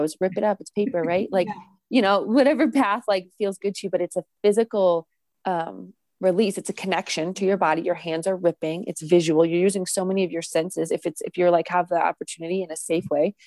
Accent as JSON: {"language": "English", "region": "New England", "country": "United States", "tie": "born or raised there", "also_born_or_lived": "Massachusetts", "said": "having been born and bred and raised in New England"}